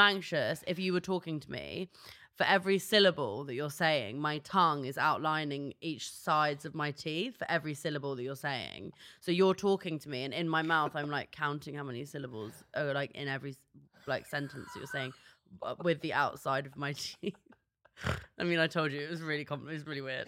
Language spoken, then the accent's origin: English; London, United Kingdom; I'm from North London